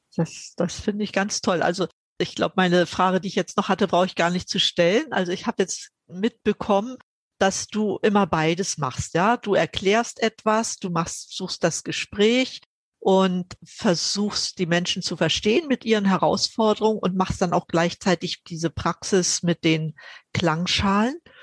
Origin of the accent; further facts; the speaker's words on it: GDR, East Germany, Germany; Ich bin ja in der DDR aufgewachsen.